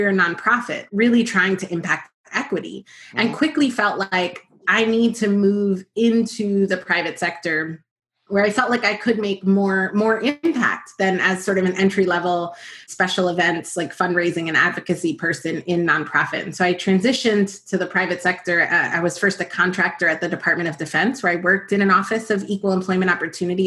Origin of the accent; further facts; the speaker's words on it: New York, United States; also born or lived in New Jersey / Dominican Republic (ancestry); I am from New York. My family is from the Dominican Republic. So I'm a first generation American and was born in Washington Heights in New York and sort of split my time between New York and New Jersey.